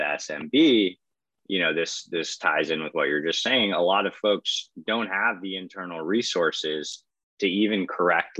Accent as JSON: {"language": "English", "town": "Boston", "region": "Massachusetts", "country": "United States", "tie": "born or raised there", "said": "Johnny and I grew up in Boston together"}